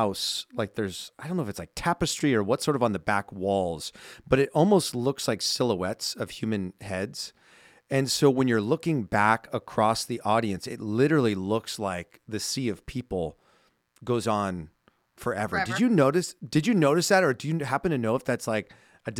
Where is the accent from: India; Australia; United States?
United States; West Coast; growing up on the West Coast